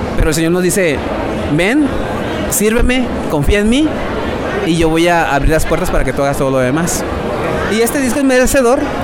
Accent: Sonora, Mexico; soy del norte de México, un lugar, un estado llamado Sonora, eh, frontera con Estados Unidos

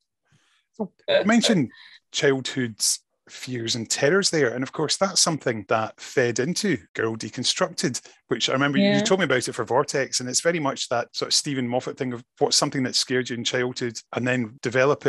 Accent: Scotland, United Kingdom; we are a Scottish podcast

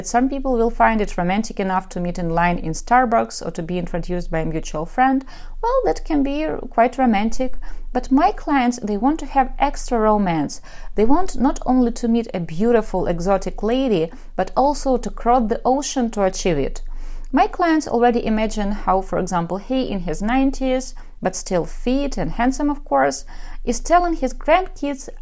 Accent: Ukraine; accent: Russian; English is a second language; I am from Ukraine.

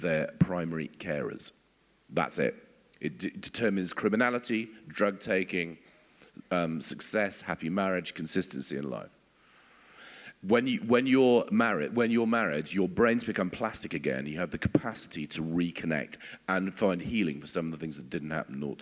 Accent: England, United Kingdom; as English people

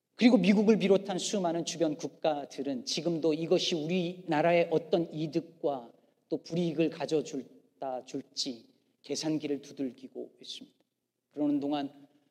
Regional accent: South Korea; also born or lived in Chicago area, United States; now in Chicago, United States; 우리 민족은

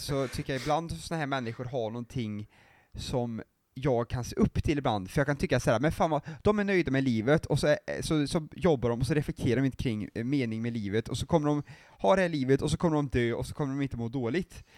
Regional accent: Arvika, Värmland, Sweden; där jag är ifrån, Arvika

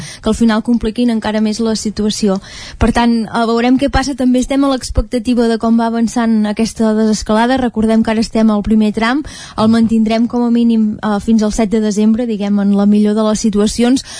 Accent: Vilallons, Catalonia, Spain; sóc de Vilallons

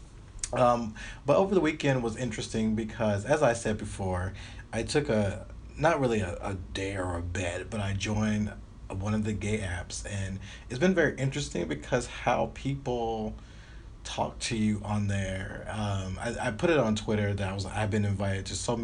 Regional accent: the South, United States; moved away; I'm coming from the South

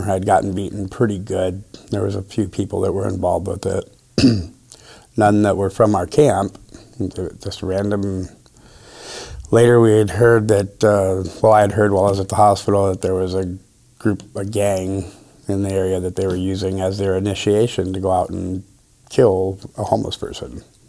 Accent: Midwest, United States; now in Grants Pass, United States; technically, Grants Pass isn't even my hometown. I'm from the Midwest.

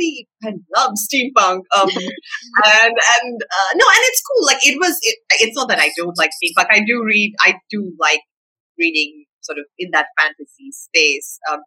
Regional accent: Sri Lanka; growing up in Sri Lanka, I didn't have a ton of access to, I think, more American titles. Like, growing up, we read a whole lot of Enid Blyton in Sri Lanka.

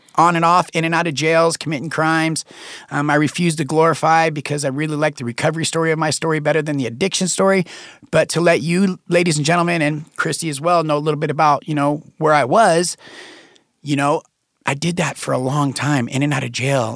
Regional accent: Reno, Nevada, United States; I was born and raised in Reno, Nevada

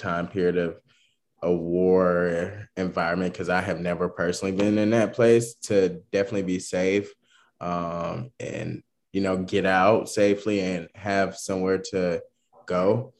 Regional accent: United States; As an American

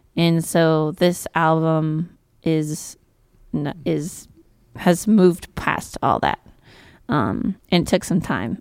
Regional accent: Virginia City, Nevada, United States; also born or lived in Carson City; I went to school in Carson City, but I'm from Virginia City

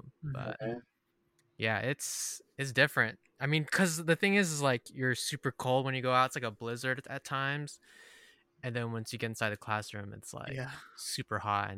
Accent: West Coast, United States; moved away as an adult; I'm from the West Coast.

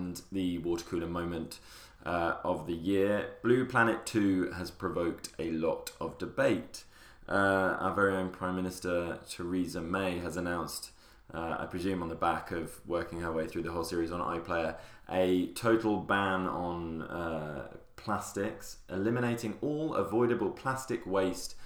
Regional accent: the north of England, United Kingdom; I'm from the north

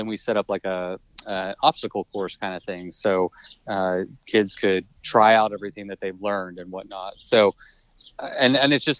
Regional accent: College Station, Texas, United States; I am from College Station, Texas. So yeah. I haven't left

